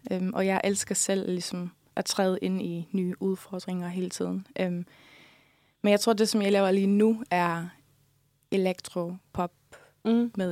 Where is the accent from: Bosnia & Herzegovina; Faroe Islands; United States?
Faroe Islands; first language Faroese; Ja, altså, det gør jeg, fordi at det, det er mit modersmål, så det er ligesom det sprog, som kommer mig helt naturligt.